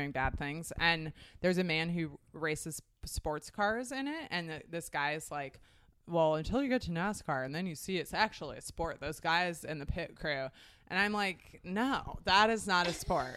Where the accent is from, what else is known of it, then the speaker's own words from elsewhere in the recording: Portland, Oregon, United States; I grew up in Portland, Oregon